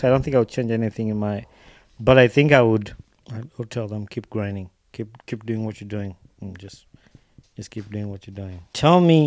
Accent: Uganda; now in United States; I grew up watching that in Uganda.

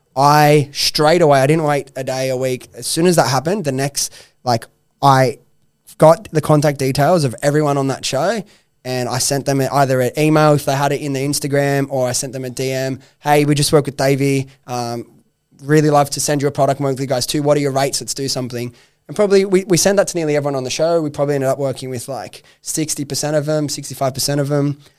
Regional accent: Sydney, New South Wales, Australia; I come from Western Sydney, that I grew up with those friends

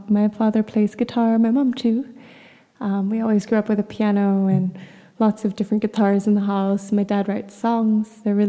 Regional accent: Bogor, West Java, Indonesia; also born or lived in Jakarta / Bali / Philippines; But I was born in Indonesia. I was born in Jakarta and raised in just Bogor, outside of Jakarta, and in Bali.

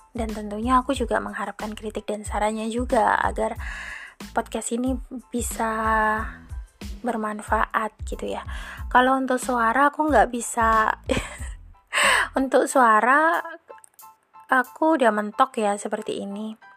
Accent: Malang, East Java, Indonesia; now in Surabaya, Indonesia; aku asli Malang dan saat ini aku lagi stay di Surabaya.

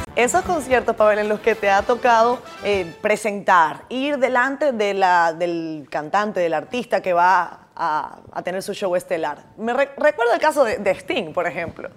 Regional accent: Venezuela; now in Dominican Republic; claro que somos caribeños

